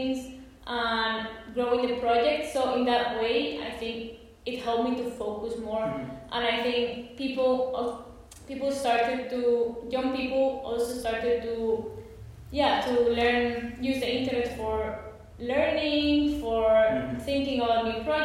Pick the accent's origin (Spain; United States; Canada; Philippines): Spain; Alicante, Valencian Community; also born or lived in London; I'm doing it from Spain, from my home in Alicante